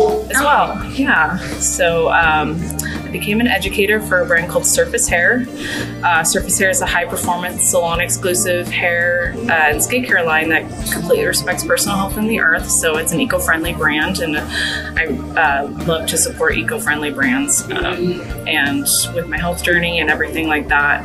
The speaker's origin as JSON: {"language": "English", "region": "Washington", "country": "United States", "tie": "born or raised there", "moved": "yes", "lives_now": "San Antonio, United States", "said": "I grew up in Washington State"}